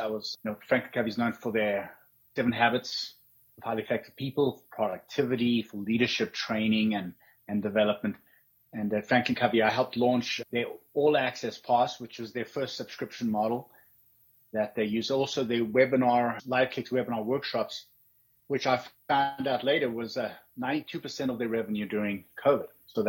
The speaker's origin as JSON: {"language": "English", "town": "Johannesburg", "region": "Gauteng", "country": "South Africa", "tie": "born or raised there", "also_born_or_lived": "Cape Town", "said": "But I lived most of my life in the southern suburbs of Johannesburg."}